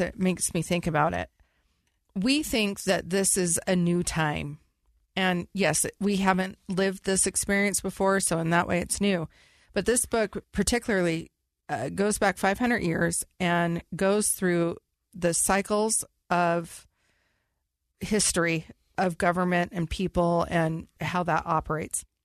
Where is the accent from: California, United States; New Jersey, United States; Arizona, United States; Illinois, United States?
California, United States; I was raised in California